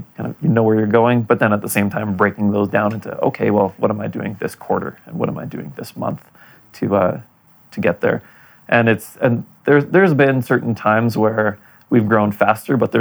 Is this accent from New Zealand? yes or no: no; Winnipeg, Manitoba, Canada; also born or lived in Poland; now in Calgary, Canada; my hometown of Winnipeg